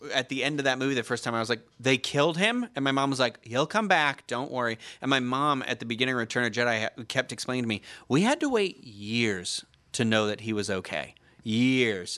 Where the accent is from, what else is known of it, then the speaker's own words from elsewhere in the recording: Carver, Massachusetts, United States; my hometown of Carver, Massachusetts